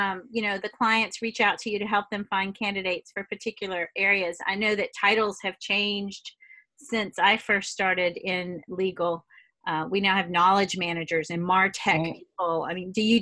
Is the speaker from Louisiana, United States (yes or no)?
yes; Louisiana, United States; accent: Louisiana; also born or lived in Massachusetts; I know by my accent you can't tell that I ever stepped outside of Louisiana, but I did live in Massachusetts for about 12 years